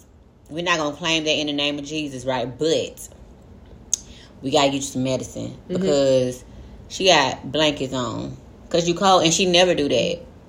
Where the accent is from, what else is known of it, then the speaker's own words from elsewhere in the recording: Dallas, Texas, United States; I stayed right across the walkway from him and his family since I was like 3 years old in the projects or whatever.